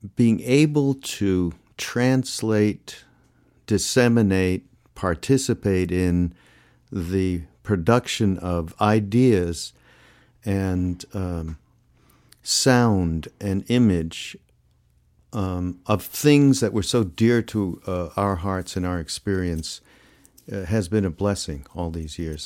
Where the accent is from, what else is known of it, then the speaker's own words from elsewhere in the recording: Canada; I'm from Canada